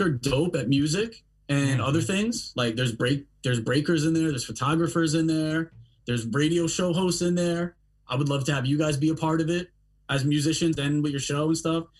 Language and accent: English; Long Island, New York, United States; moved away as an adult; also born or lived in Brooklyn; I'm born and raised on Long Island